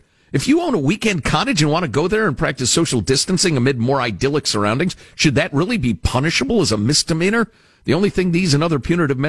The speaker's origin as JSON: {"language": "English", "region": "Michigan", "country": "United States", "tie": "born or raised there", "said": "To which the answer in my home state of Michigan and many others throughout the country is, please, you scofflaws, try an approved activity instead"}